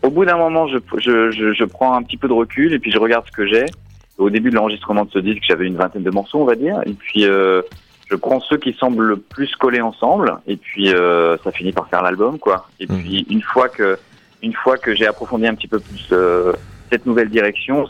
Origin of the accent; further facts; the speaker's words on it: Paris, Île-de-France, France; moved away as an adult; now in Berlin, Germany; je suis parisien à la base, mais j'ai déménagé à San Francisco il y a, un certain temps. J'y ai vécu 12 ans.